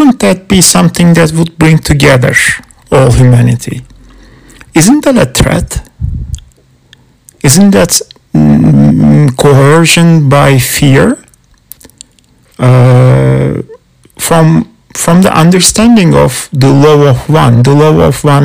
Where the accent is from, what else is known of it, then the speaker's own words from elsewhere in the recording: Canada; I'm not American, I'm Canadian